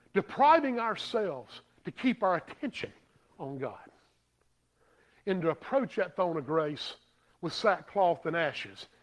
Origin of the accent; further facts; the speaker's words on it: Greer, South Carolina, United States; I'm from Greer